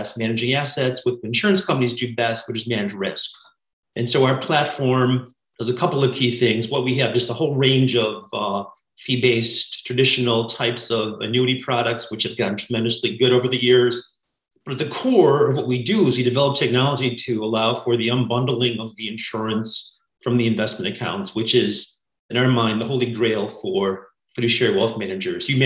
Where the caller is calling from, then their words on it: California, United States; I'm in the San Francisco Bay Area.